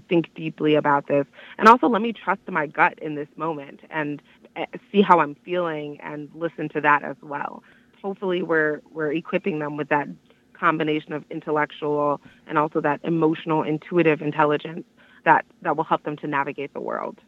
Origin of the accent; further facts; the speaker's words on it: Miami, Florida, United States; moved away as an adult; now in Washtenaw County, Michigan, United States; the community that I grew up in in Miami